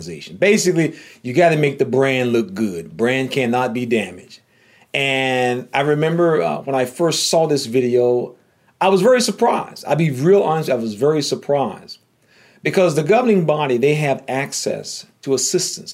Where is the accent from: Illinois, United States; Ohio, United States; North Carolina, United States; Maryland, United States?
North Carolina, United States; growing up in North Carolina.